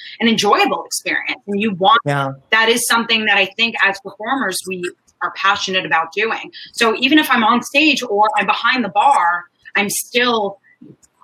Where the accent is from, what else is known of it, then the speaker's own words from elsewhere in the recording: New York City, New York, United States; also born or lived in Manhattan; in Queens, my favorite, my hometown, Howard Beach, far out there in Queens